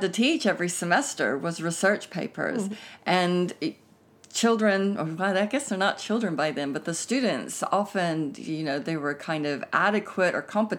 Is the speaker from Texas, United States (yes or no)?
yes; Texas, United States; moved away as an adult; now in United Kingdom; But I grew up in Texas, so the two come and go.